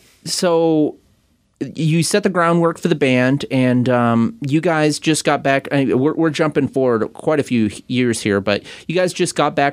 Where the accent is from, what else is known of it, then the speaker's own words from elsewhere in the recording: Covington, Washington, United States; I grew up kind of in Covington.